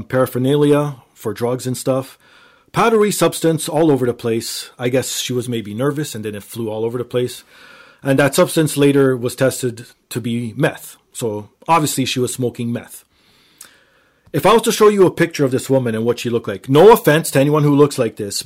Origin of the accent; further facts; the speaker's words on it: Toronto, Ontario, Canada; I'm from Toronto.